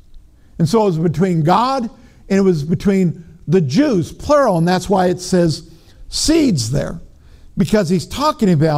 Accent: Minnesota, United States; I'm from Minnesota, you know, but even in Minnesota, has is past tense

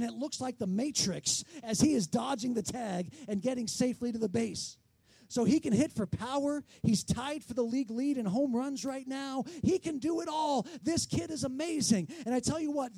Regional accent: San Diego, California, United States; I grew up in San Diego

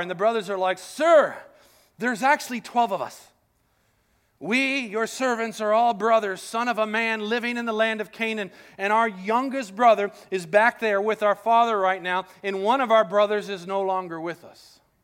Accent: Colombia; moved away; I grew up in Colombia

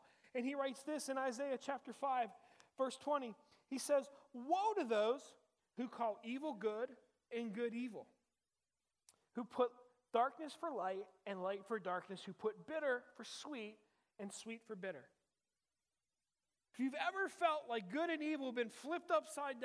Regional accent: Uniontown, Pennsylvania, United States; I grew up in Uniontown, which is in Western Pennsylvania

